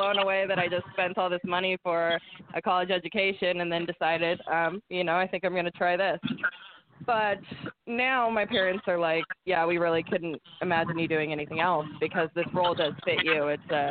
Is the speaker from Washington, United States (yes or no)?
yes; Seattle, Washington, United States; I'm from Seattle.